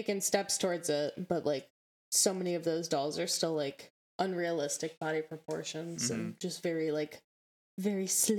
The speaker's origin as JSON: {"language": "English", "region": "Midwest", "country": "United States", "accent": "Midwestern", "said": "If you can't tell by my Midwestern accent and my mumbling."}